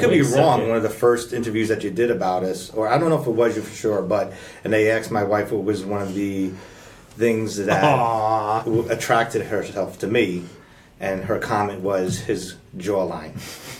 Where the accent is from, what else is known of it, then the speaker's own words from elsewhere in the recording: New York City, New York, United States; moved away as an adult; also born or lived in Mount Vernon, New York; now in Derby, United States; I'm from the Bronx and Mount Vernon, Lower Westchester.